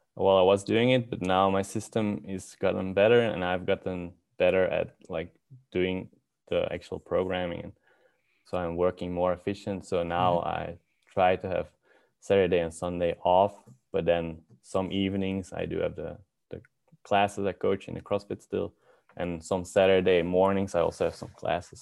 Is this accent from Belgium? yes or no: yes; Belgium; moved away as an adult; now in Helsinki, Finland; I'm from Belgium